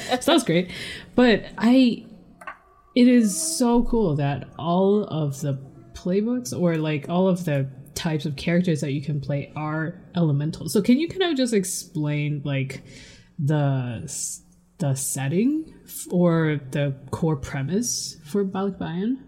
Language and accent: English; Canada; I guess I'm second generation. Um, a uh, Taiwanese Canadian